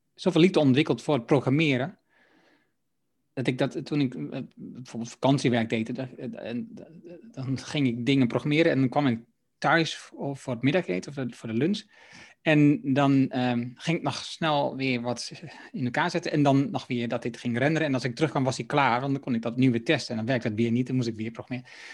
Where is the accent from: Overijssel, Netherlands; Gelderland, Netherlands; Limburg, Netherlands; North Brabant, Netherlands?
Overijssel, Netherlands; Haaksbergen; also born or lived in Enschede; dat is in mijn geboorteregio. Ik kom uit Haaksbergen